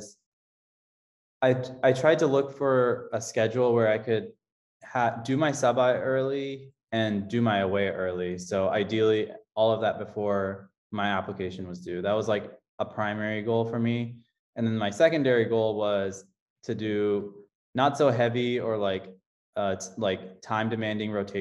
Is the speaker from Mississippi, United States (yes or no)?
no; Austin, Texas, United States; I grew up in Austin, Texas